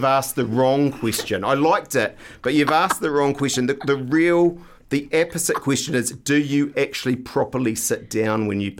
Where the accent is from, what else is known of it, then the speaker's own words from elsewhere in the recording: New Zealand; We're Kiwis.